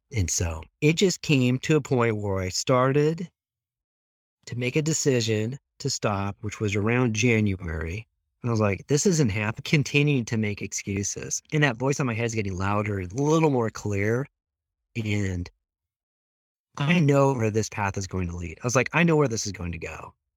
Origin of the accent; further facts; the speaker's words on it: Moscow, Idaho, United States; also born or lived in Lewiston, Idaho; when we moved from Lewiston up into Moscow, that was sixth grade and junior high.